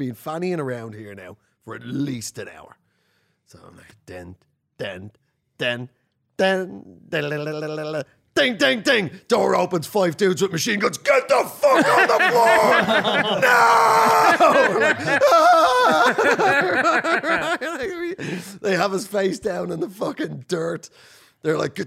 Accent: Ireland; also born or lived in North London; now in London, United Kingdom; I'm an Irish comedian

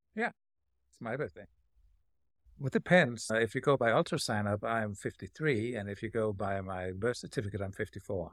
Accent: Denmark; now in Silver City, United States; I'm from Denmark, across the pond

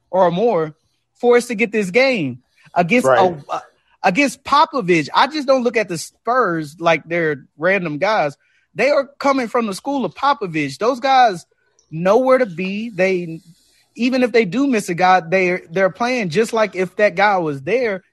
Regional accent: Dallas, Texas, United States; I was born and raised in Dallas

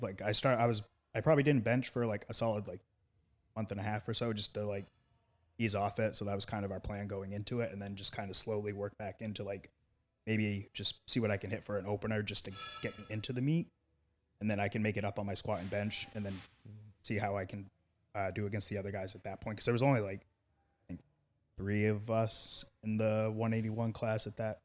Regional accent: Maine, United States; my home state at U Maine.

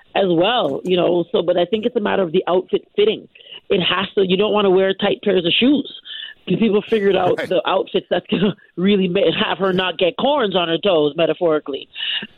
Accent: Canada; I'm Canadian. I'm a born and raised Canadian.

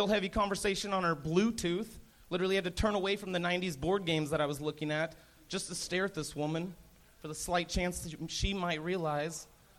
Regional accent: Idaho, United States; I'm from North Idaho, so I wait at a brewery there.

